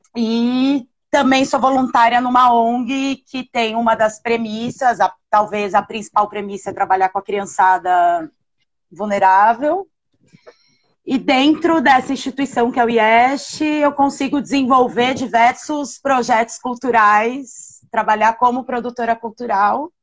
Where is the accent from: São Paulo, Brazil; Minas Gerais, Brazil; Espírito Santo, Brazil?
São Paulo, Brazil; moved away as an adult; now in São Luís, Brazil; eu sou de São Paulo. Eu vivo aqui em São Luís há. vão fazer quatro anos